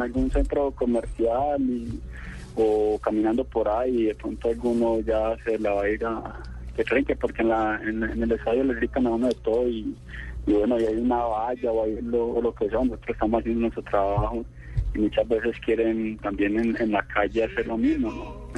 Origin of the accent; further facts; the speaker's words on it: Antioquia, Colombia; accent: paisa; nosotros en realidad somos muy católicos, acá como buenos antioqueños